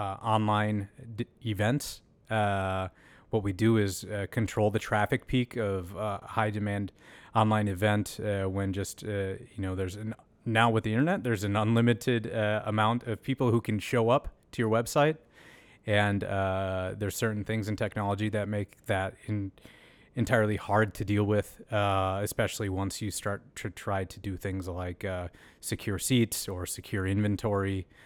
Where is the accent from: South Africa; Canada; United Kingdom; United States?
United States; Red Wing, Minnesota; Yeah, so not far from here. I was born and raised in Red Wing, Minnesota. A nice town, especially as you reflect on your upbringing, a nice blue-collar, working-class place